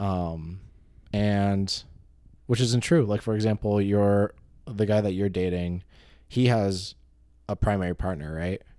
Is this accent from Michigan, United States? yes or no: no; California, United States; I'm Californian.